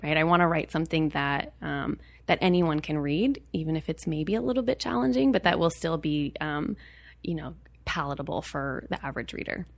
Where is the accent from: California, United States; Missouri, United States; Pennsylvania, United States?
California, United States; Berkeley; I was born and raised in Berkeley, California